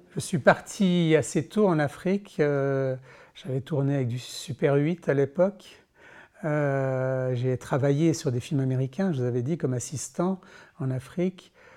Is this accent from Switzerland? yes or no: yes; Switzerland; en tant que Suisse